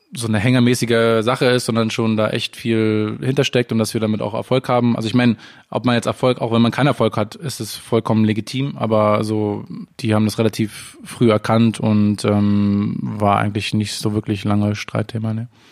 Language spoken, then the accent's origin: German; Berlin, Germany; also born or lived in Amsterdam; ich bin in Berlin geboren, in der Stadt und auch in der Stadt aufgewachsen.